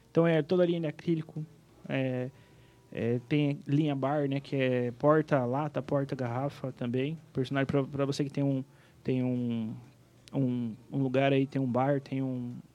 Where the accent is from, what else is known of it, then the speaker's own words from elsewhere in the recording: Planalto, Rio Grande do Sul, Brazil; Bem então. Né? influenciada. Eu sou gaúcho, né?